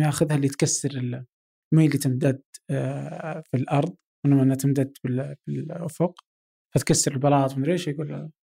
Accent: Abha, Asir, Saudi Arabia; انا مثلا من ابها

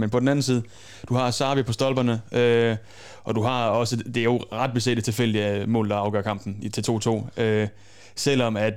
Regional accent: Holstebro, Central Denmark Region, Denmark; moved away; jeg var fra Holstebro af

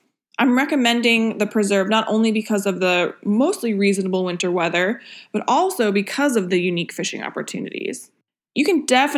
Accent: Maine, United States; now in Florida, United States; since I'm from Maine

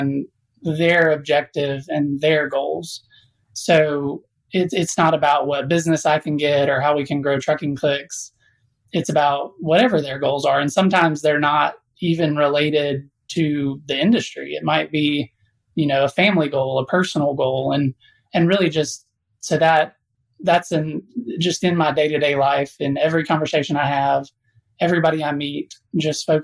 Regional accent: South Alabama, United States; I was born in South Alabama

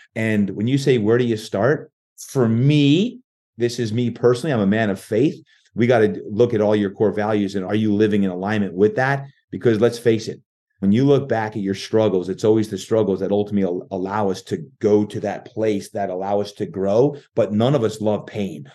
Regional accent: New Jersey, United States; moved away as an adult; now in San Diego, United States; I was born and raised in New Jersey and moved to San Diego

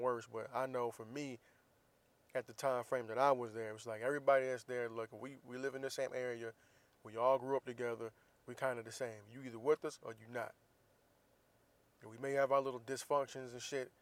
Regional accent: Florida, United States; moved away; growing up in the South, especially growing up in Florida

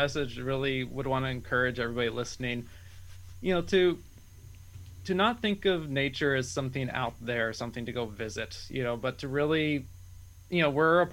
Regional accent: Eastern Washington, United States; now in Western Washington, United States; I grew up in Eastern Washington where ponderosa pines were the main forest tree.

